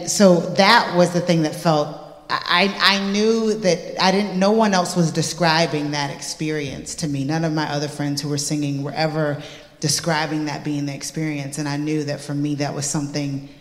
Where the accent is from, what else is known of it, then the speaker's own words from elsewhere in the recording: United States; moved away; growing up in the States, like, I was never the best singer in the room. I grew up around monster voices, within the gospel church